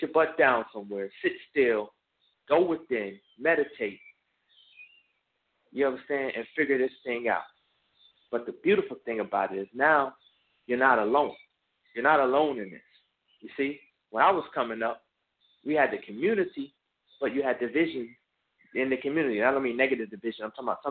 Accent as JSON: {"language": "English", "town": "New Brunswick", "region": "New Jersey", "country": "United States", "tie": "born or raised there", "said": "when I was younger from New Brunswick, New Jersey"}